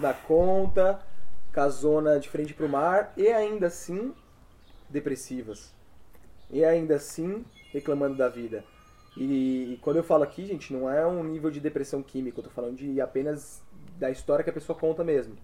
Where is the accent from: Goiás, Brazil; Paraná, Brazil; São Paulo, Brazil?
São Paulo, Brazil; moved away as an adult; also born or lived in João Pessoa; saí de São Paulo, fui para morar em João Pessoa, com 24 anos